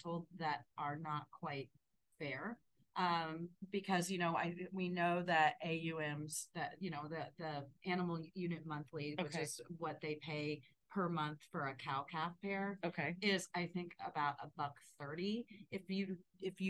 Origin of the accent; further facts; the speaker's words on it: Ohio, United States; moved away as an adult; also born or lived in the American West; I grew up in Ohio and then moved to I moved out west when I was 18.